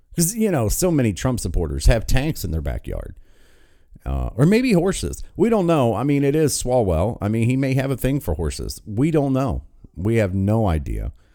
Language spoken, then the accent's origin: English; West Virginia, United States; my home state